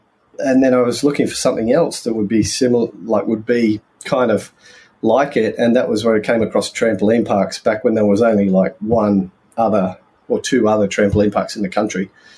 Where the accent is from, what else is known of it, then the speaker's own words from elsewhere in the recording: England, United Kingdom; now in Australia; We came out from England, so he was underground longwall mining in England, and came out here and we moved to Lithgow.